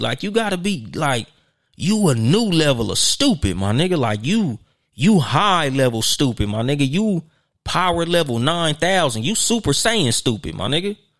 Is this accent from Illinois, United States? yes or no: no; Southern California, United States; I'm from Southern California